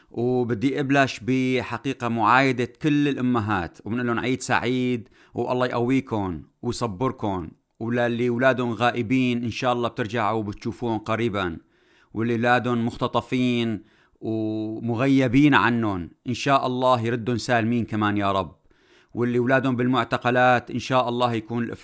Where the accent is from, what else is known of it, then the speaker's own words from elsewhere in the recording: Syria; نقدر نفرض كسوريين الحل اللي نحن بدنا اياه كشعب سوري في كل المناطق